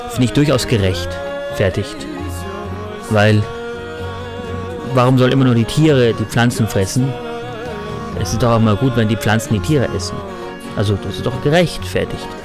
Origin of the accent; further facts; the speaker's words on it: Tyrol, Austria; bin ja Tiroler.